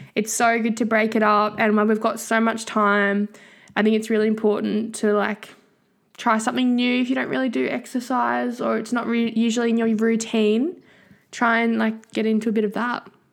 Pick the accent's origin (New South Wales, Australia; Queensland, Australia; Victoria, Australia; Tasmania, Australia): Tasmania, Australia; now in Brisbane, Australia; I'm from Tassie and I study journalism and arts at U Q